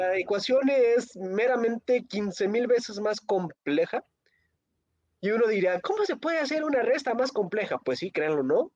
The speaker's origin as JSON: {"language": "Spanish", "country": "Mexico"}